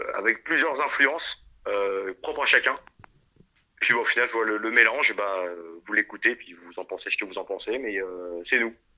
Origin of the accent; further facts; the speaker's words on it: France; on vient de Chaland, si tu veux. C'est une ville qui n'est pas du tout métal